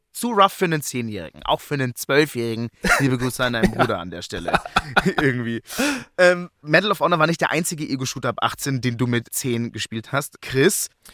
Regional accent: Germany; als Deutscher

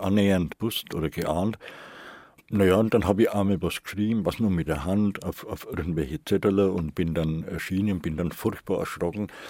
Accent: Nuremberg, Bavaria, Germany

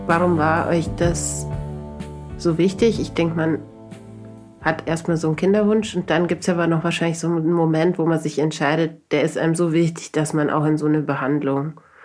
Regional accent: Regensburg, Bavaria, Germany; weil Regensburg meine Heimatstadt ist

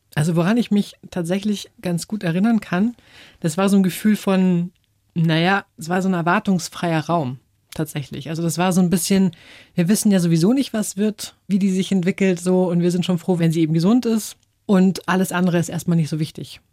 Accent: Germany; also born or lived in England / Taiwan; als Deutsche

